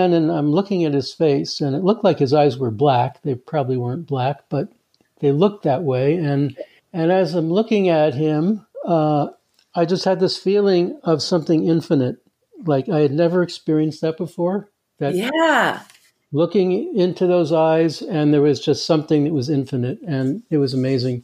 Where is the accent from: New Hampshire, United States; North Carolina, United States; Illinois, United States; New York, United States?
New York, United States; New York City; moved away as an adult; also born or lived in California; now in Canada; I'm actually from the States. Actually, it started out in New York City